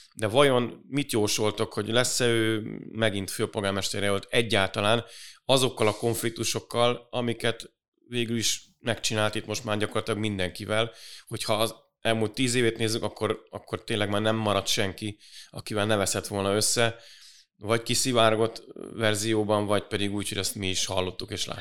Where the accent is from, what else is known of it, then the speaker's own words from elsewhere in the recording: Budapest, Hungary; mi budapestiek vagyunk